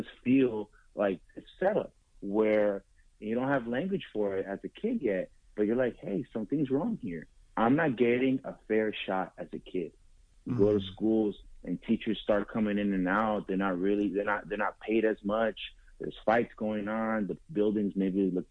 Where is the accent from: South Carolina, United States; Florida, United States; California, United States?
California, United States; East Palo Alto; I come from East Palo Alto, historically disfranchised community